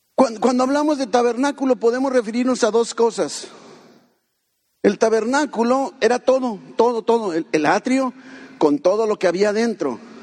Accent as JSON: {"language": "Spanish", "country": "Mexico", "said": "Somos mexicanos."}